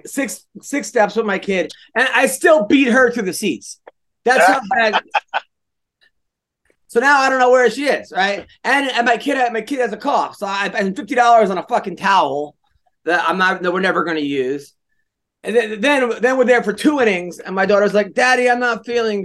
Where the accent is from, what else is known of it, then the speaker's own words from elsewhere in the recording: New York, United States; I'm from New York.